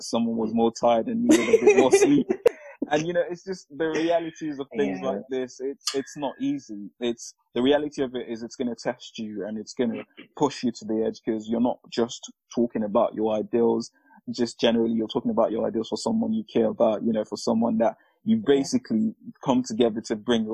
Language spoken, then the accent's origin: English; Nigeria; I'm Nigerian.